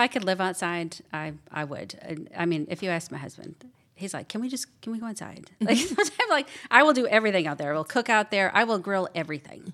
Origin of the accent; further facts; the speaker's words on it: Wisconsin, United States; moved away as an adult; now in Georgia, United States; I grew up in Wisconsin. Um, I've been down here in Georgia for almost five years now